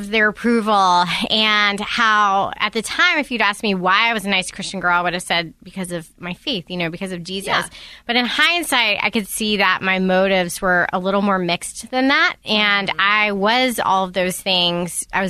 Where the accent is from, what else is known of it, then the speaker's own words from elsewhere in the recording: the South, United States; I'm from the South